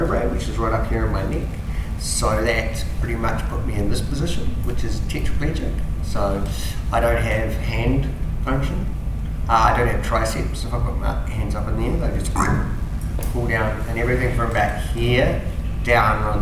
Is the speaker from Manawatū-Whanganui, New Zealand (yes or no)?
no; between Fairlie and Geraldine, Canterbury, New Zealand; I'm actually a lovely Kiwi country farmer boy. Grew up in between Philly and Geraldine